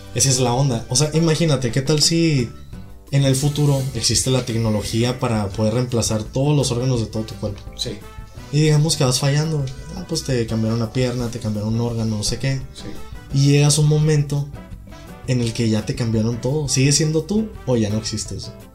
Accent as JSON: {"language": "Spanish", "country": "United States", "said": "soy de Estados Unidos"}